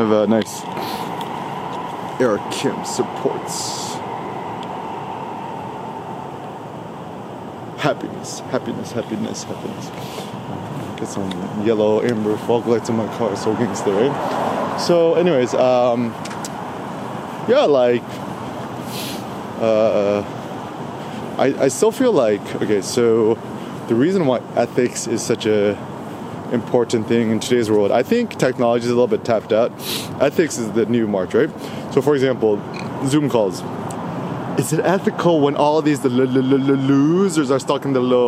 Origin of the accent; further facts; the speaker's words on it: Bay Area, California, United States; also born or lived in Los Angeles, California; I'm from the Bay Area, I still got my 510 area code